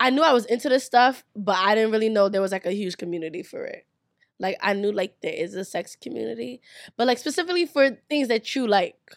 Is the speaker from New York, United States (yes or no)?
yes; New York City, New York, United States; growing up in New York